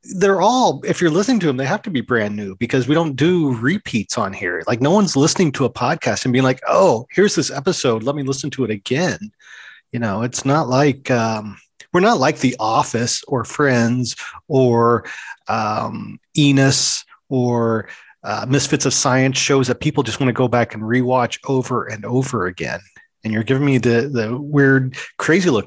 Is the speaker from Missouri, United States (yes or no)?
yes; St. Louis, Missouri, United States; now in Los Angeles area, United States; I grew up when the Cardinals were there